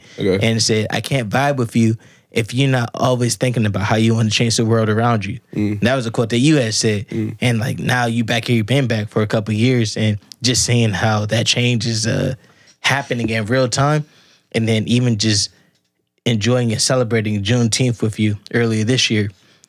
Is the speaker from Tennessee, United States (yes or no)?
no; Columbus, Ohio, United States; I grew up on the South Side